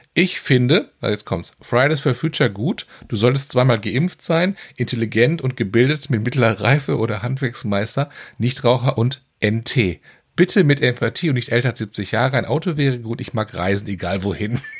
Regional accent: North Rhine-Westphalia, Germany; als Westfale

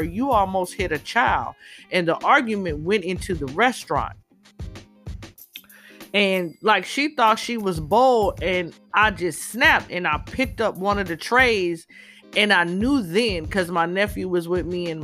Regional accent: Inglewood, California, United States; moved away; When I was a little girl growing up in Inglewood, back in the 70s

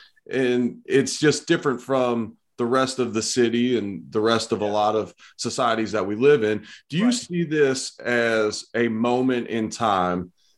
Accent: Cincinnati, Ohio, United States; now in Buffalo, United States; I grew up in Cincinnati, which is historically a very segregated town.

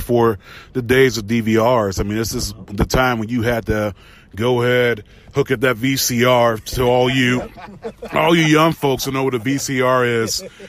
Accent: the South, United States; growing up in the South

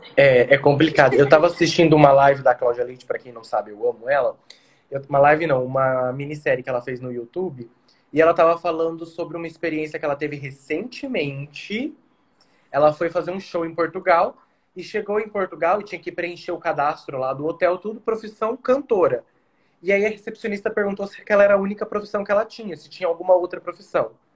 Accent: São Paulo, Brazil; now in Mato Grosso do Sul, Brazil; eu sou de São Paulo, mas eu fui abraçado pelo Mato Grosso do Sul

